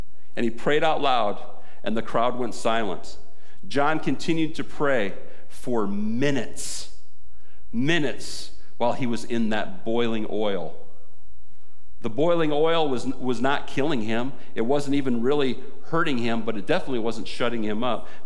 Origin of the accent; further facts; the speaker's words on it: United States; we, as American Christians